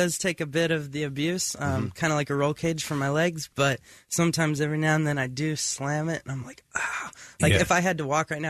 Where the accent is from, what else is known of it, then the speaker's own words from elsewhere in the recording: Las Vegas, Nevada, United States; From Las Vegas.